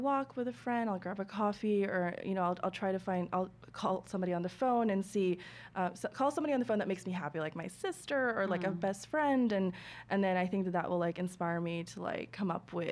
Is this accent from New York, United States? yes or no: yes; New York, United States; as like a New Yorker